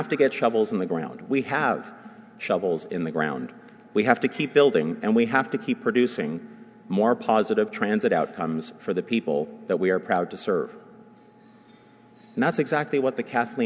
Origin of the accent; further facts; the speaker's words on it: Toronto, Ontario, Canada; also born or lived in Vaughan, Ontario; I am a lifelong resident of this region. I was born in Etobicoke in 1973. We lived there, my family and I, until I was about 15 when we moved up to Vaughan